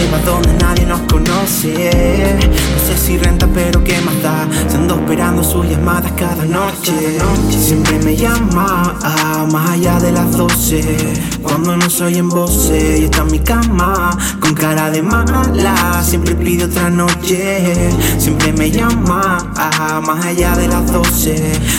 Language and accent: Spanish; La Palma, Canary Islands, Spain; Buena gente de Grandin … de la Isla de La Palma